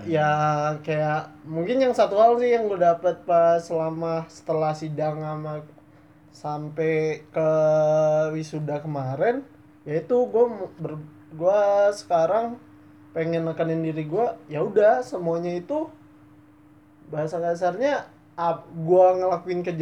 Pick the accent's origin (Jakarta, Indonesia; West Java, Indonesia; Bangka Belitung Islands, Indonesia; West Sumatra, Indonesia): Bangka Belitung Islands, Indonesia; Bangka; karena dari gue kan aslinya Bangka